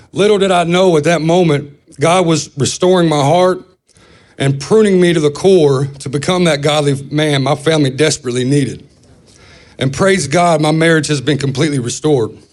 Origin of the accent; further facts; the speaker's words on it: Owensboro, Kentucky, United States; I'm from Owensboro, Kentucky